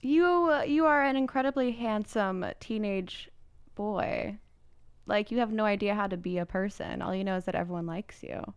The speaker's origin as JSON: {"language": "English", "region": "Indiana", "country": "United States", "moved": "yes", "said": "I'm just from Indiana"}